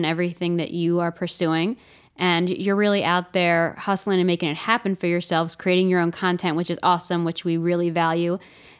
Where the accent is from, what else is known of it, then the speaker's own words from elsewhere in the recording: Baltimore, Maryland, United States; I'm actually from Baltimore